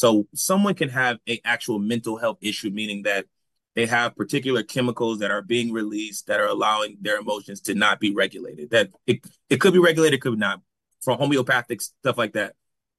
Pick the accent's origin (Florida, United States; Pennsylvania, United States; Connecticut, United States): Connecticut, United States; New Haven; And so I just remember growing up in New Haven, and you would ask somebody, what does it mean to be Black?